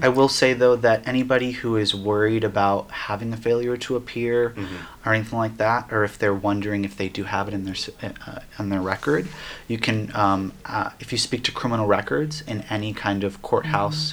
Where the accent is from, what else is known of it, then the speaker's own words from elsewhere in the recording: Miami, Florida, United States; now in Asheville, United States; I'm coming from Miami, Florida. I'm Cuban American